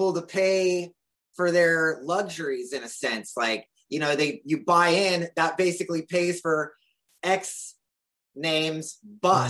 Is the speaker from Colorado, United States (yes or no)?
no; California, United States; I'm born and raised in California